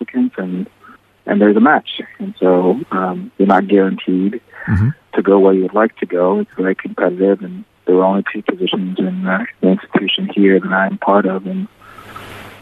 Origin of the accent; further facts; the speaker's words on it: South Carolina, United States; I got accepted to the Medical University of South Carolina in my home state of South Carolina